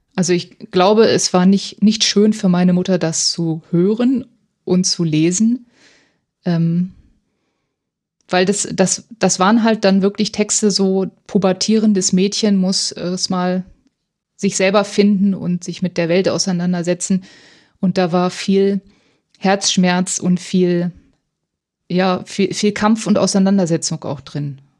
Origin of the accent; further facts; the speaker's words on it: Hildesheim, Lower Saxony, Germany; also born or lived in Göttingen; Und ich komme aus Hildesheim